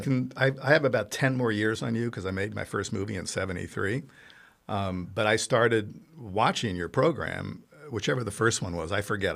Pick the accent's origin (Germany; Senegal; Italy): Italy; moved away; I grew up in Italy